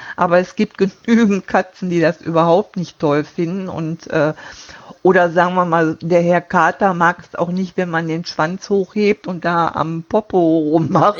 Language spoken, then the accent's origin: German; Duisburg, North Rhine-Westphalia, Germany; moved away as an adult; now in Friesenheim, Germany; gebürtig äh, bin ich aus Duisburg. Da habe ich auch bis 2012